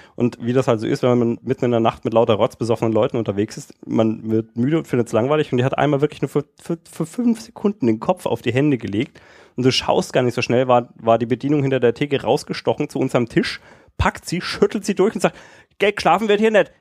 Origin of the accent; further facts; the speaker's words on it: Erlangen, Bavaria, Germany; ich kann das Fränkische überhaupt nicht und ich bin hier auch geboren